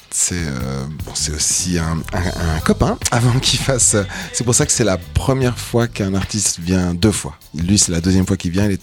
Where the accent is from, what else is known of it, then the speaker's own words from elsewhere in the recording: Geneva, Switzerland; Moi, je suis genevois aussi